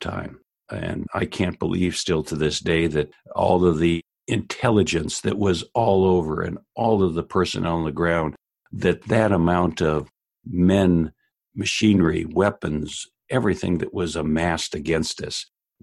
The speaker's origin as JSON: {"language": "English", "town": "La Habra", "region": "California", "country": "United States", "tie": "born or raised there"}